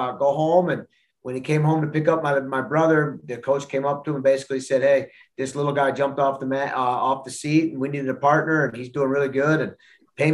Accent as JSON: {"language": "English", "region": "Pennsylvania", "country": "United States", "tie": "born or raised there", "moved": "yes", "lives_now": "Madison, United States", "said": "I grew up in Pennsylvania"}